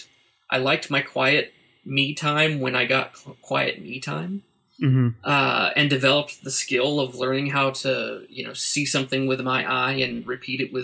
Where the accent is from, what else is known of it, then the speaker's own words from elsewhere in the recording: Shawnee, Oklahoma, United States; I grew up in a town outside of Oklahoma City, just east of Oklahoma City, called Shawnee